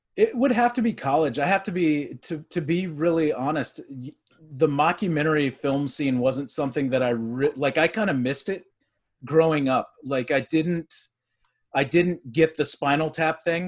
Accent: Texas, United States; I grew up in Texas.

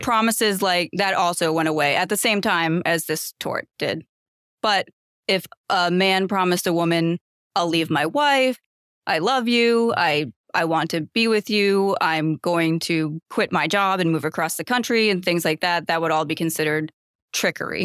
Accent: Massachusetts, United States; moved away as an adult; now in Los Angeles, United States; I'm originally from Massachusetts, and I moved to Los Angeles to go to law school

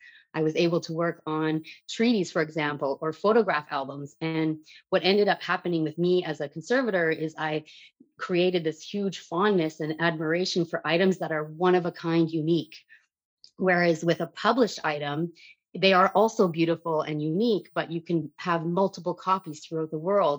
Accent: Dryden, Ontario, Canada; I grew up in Dryden, Ontario.

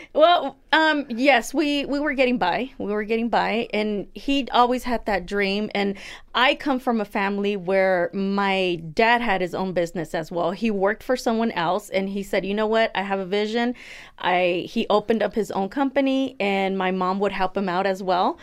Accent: United States; I was born here myself

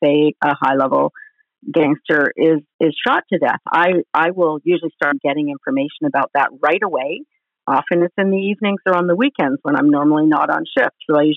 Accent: Vancouver Island, British Columbia, Canada; also born or lived in London, Ontario; I grew up on Vancouver Island here in BC

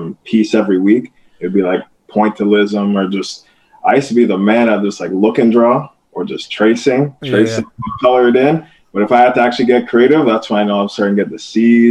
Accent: Cambridge, Ontario, Canada; I grew up in Cambridge. So Cambridge from Laurier is about a 20-minute drive

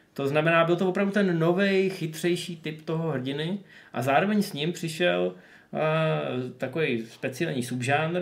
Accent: the Far North, northern Czech Republic, Czechia; u nás na Dálném severu

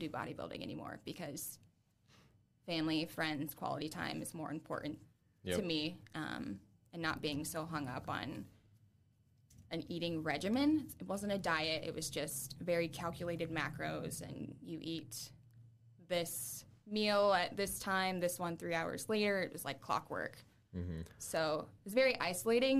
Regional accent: Adams County, Indiana, United States; moved away as an adult; also born or lived in Boston / Nashville; now in Fort Wayne, United States; I'm like from Adams County, Indiana

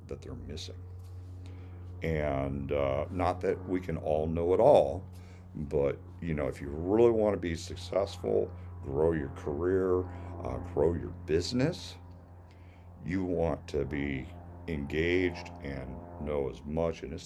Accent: Illinois, United States; moved away as an adult; now in Florida, United States; I grew up in Illinois. That's where I became a certified arborist

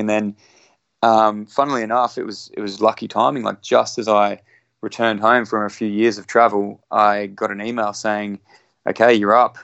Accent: Brisbane, Queensland, Australia; it's my hometown. I was born in Brisbane

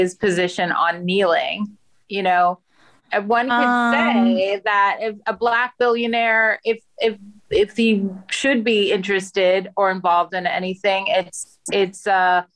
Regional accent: Texas, United States; I grew up in Texas

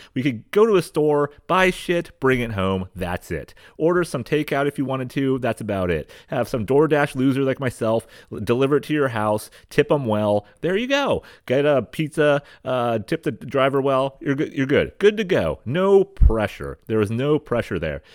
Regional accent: West Coast, United States; I grew up on the West Coast

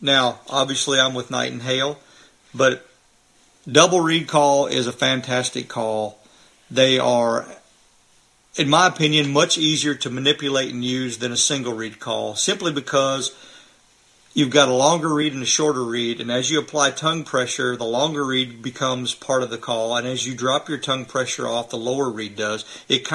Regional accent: Missouri, United States; I'm from Missouri

